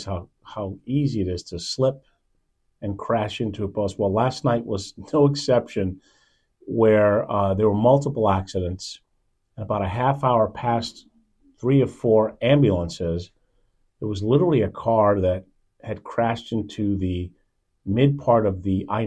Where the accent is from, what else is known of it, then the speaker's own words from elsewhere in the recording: New York City, New York, United States; moved away; I was born in Manhattan.